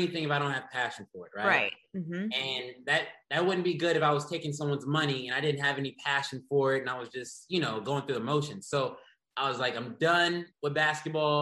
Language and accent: English; The Woodlands, Texas, United States; moved away as an adult; also born or lived in Houston, Texas; now in Los Angeles, United States; I was born and raised in Houston, Texas. Grew up in the Woodlands, Texas, outside of Houston suburbs